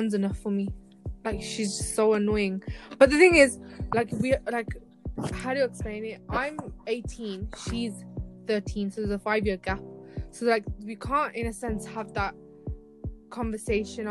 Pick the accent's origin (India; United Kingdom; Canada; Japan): United Kingdom; I am a British Sri Lankan.